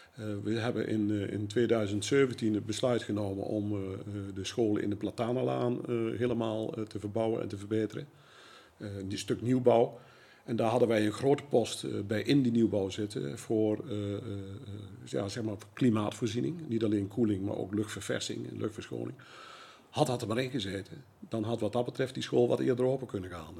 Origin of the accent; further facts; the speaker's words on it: Zevenaar, Gelderland, Netherlands; geboren en getogen in Zevenaar.